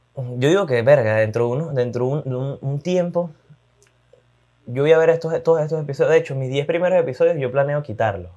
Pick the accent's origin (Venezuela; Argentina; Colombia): Venezuela; Maracay, Aragua; Maracay, lamentablemente, mi ciudad, mi ciudad natal, de donde me gusta, de donde soy